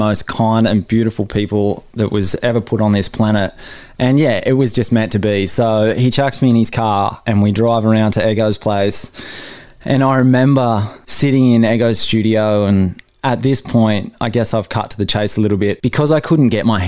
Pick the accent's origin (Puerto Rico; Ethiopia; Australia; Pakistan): Australia; Newcastle, New South Wales; my hometown Newcastle